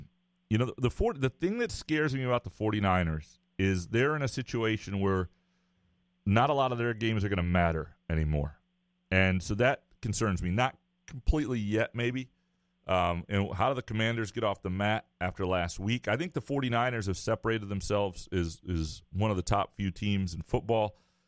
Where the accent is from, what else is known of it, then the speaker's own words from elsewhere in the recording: United Kingdom; In my household, we celebrate Boxing Day. You know, of course, being British and all.